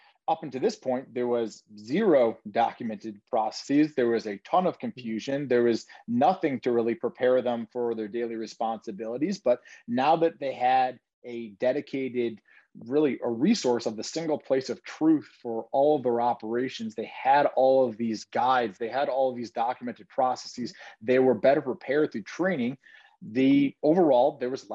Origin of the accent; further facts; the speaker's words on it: Detroit, Michigan, United States; now in Chicago, United States; I'm actually originally from Detroit.